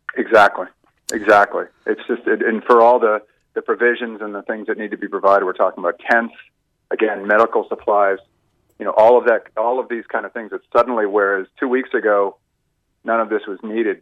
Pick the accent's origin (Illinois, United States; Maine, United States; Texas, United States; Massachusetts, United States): Massachusetts, United States; Boston; now in Ireland; you might pick up from my accent. I'm, I'm from Boston originally. Yeah. I've been here for a lot of years